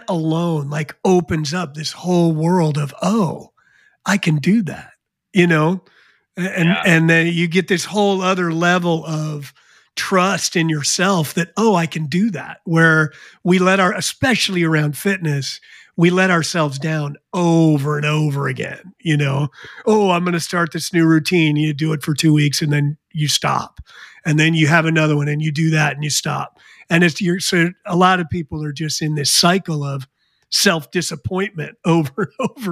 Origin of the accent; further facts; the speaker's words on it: New Jersey, United States; when I was a kid, I grew up in New Jersey